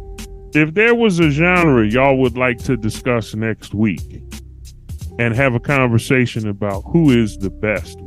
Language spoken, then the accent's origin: English; Philadelphia, Pennsylvania, United States; I'm from Philly.